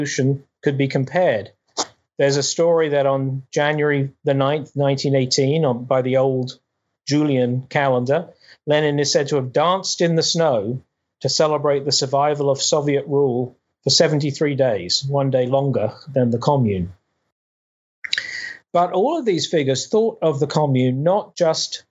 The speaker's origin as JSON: {"language": "English", "country": "United Kingdom", "tie": "born or raised there", "said": "I grew up in Britain"}